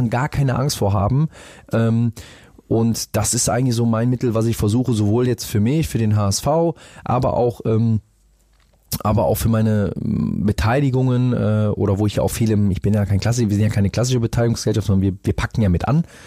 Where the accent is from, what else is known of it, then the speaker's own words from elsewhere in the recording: Rhineland, Germany; now in Hamburg, Germany; als Rheinländer, ich habe es eh von meinen Eltern immer so mit dazu bekommen